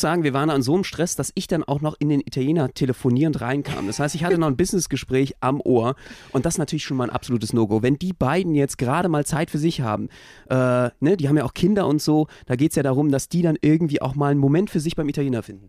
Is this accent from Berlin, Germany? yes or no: yes; Berlin, Germany; als Berliner